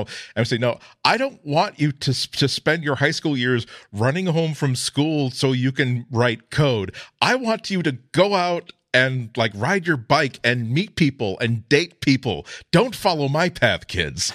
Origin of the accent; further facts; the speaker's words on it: Australia; as an Australian